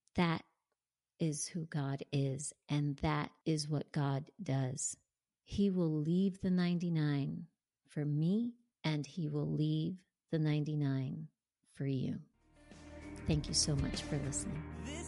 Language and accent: English; New Jersey, United States; moved away as an adult; now in Tampa, United States; I grew up and lived in New Jersey until just last year when I moved to Tampa, Florida